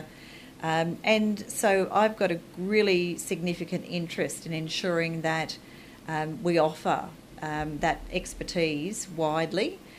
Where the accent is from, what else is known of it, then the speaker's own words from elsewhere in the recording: Charleville, Queensland, Australia; also born or lived in Chinchilla; So I was born in Chinchilla, which is southwest Queensland